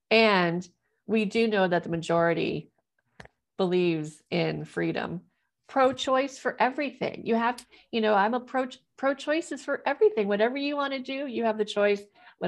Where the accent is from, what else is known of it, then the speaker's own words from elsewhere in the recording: Missouri, United States; also born or lived in Ohio; I was born in Ohio, church there. Then we moved to Missouri.